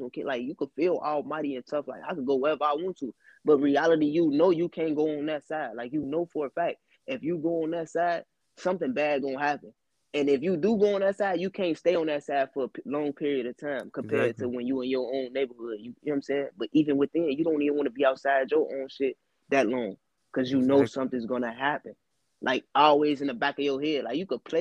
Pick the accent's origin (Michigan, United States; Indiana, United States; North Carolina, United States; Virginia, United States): Indiana, United States; East Chicago; I'm from EC, so it's only, like, two neighborhoods that really beef with each other, and that's Harbor and West